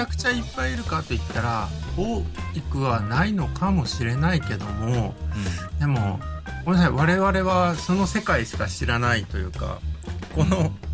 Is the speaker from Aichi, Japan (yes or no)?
yes; Nagoya, Aichi, Japan; 古屋出身